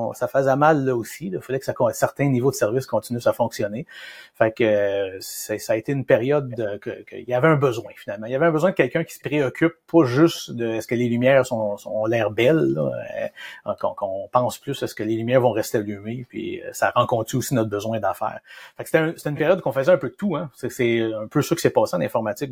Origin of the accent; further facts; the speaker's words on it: Shawinigan, Quebec, Canada; on vient de Shawinigan